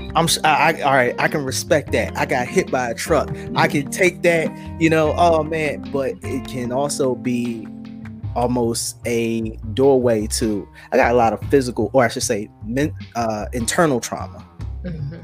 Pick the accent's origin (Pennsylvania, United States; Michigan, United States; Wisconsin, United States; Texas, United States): Pennsylvania, United States; Philadelphia; growing up in Philadelphia, where I did, you know, in the '90s